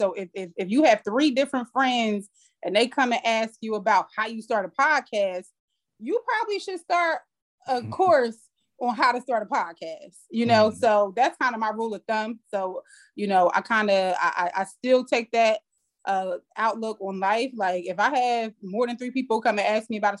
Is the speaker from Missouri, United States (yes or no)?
no; Trenton, New Jersey, United States; moved away as an adult; now in Atlanta, United States; I'm from New Jersey, from Trenton, New Jersey. Small town, grew up in the projects, raised by two teenage parents.